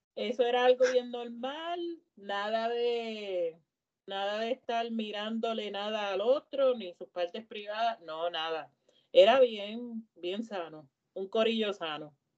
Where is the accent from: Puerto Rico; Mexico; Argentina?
Puerto Rico